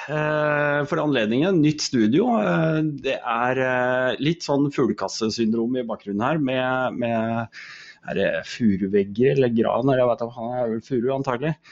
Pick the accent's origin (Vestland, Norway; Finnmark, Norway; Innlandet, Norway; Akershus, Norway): Innlandet, Norway; Koppang; also born or lived in Drammen; Jeg er født i Drammen, oppvokst på Koppang